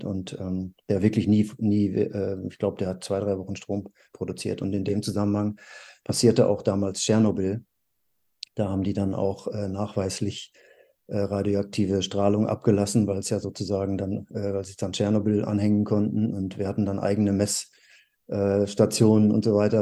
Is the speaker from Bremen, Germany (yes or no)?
no; North Rhine-Westphalia, Germany; in der Gegend, ähm, wo ich aufgewachsen bin, in Nordrhein-Westfalen